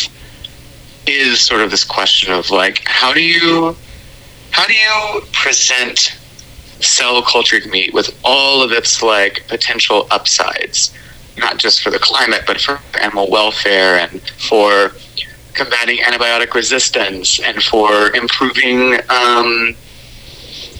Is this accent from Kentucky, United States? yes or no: yes; Louisville, Kentucky, United States; I grew up in Louisville, Kentucky